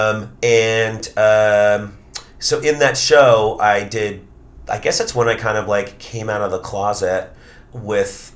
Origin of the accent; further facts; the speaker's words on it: New York City, New York, United States; also born or lived in Long Island; I grew up in Queens